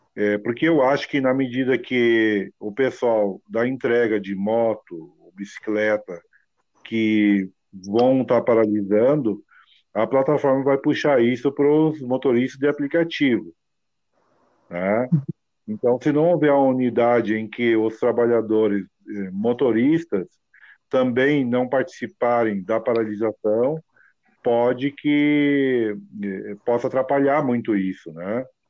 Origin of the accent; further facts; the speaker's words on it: Novo Hamburgo, Rio Grande do Sul, Brazil; eu sou de Novo Hamburgo, uma região aqui que no passado era era local de fabricação de calçado